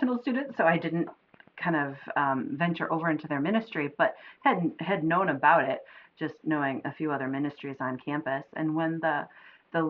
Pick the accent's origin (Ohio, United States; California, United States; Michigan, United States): Michigan, United States; outside of Ann Arbor; I grew up outside of Ann Arbor, which is very diverse